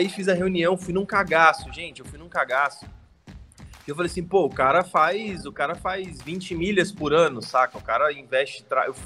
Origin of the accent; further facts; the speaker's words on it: Brasília, Federal District, Brazil; eu sou brasiliense, tenho 29 anos